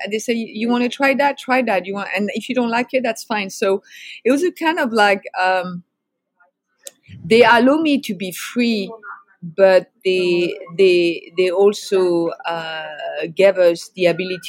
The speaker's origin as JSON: {"language": "English", "area": "outside of Paris", "region": "Île-de-France", "country": "France", "tie": "born or raised there", "moved": "yes", "lives_now": "San Francisco, United States", "said": "I grew up in France. I grew up outside of Paris, France"}